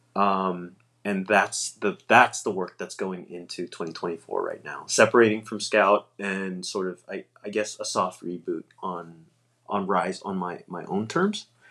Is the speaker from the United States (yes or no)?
yes; East Coast, United States; now in Northern California, United States; I'm from the East Coast